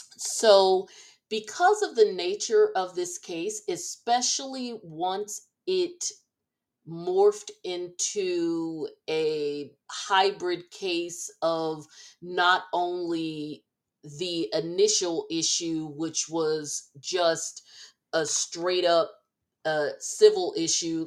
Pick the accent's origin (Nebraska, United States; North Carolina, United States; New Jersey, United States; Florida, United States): New Jersey, United States; I uh, was born and raised in Jersey